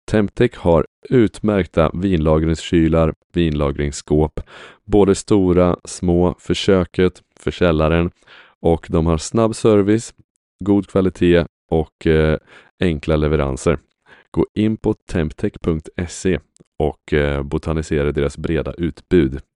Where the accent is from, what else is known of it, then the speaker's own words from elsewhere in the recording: Sweden; är inte vi svenskar generellt ganska stolta över Systembolaget?